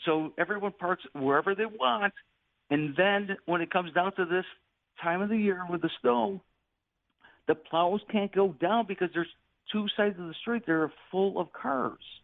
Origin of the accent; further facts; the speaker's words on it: Buffalo, New York, United States; now in Grand Island, United States; I'm from South Buffalo, I'm from Buffalo